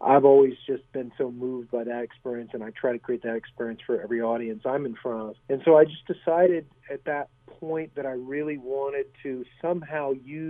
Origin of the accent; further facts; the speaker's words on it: United States; also born or lived in Germany; I grew up overseas mainly. I'm an American, but my parents were teachers for military dependents in Europe, and I happened to be there when the Iron Curtain fell